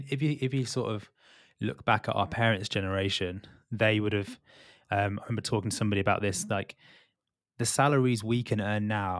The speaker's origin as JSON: {"language": "English", "region": "Midlands", "country": "United Kingdom", "also_born_or_lived": "London", "said": "so I'm not from London originally, I'm from the Midlands. Okay. And I've always grown up in suburbia, that's been close to green spaces."}